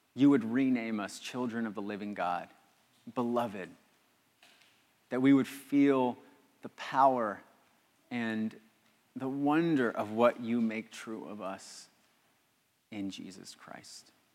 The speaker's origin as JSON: {"language": "English", "town": "Los Angeles", "region": "California", "country": "United States", "said": "I'm from Los Angeles."}